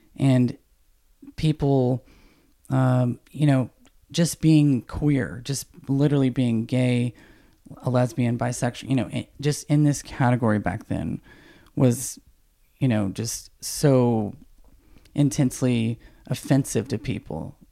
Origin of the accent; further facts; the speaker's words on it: Snellville, Georgia, United States; I grew up in the South in, you know, very small town in Georgia.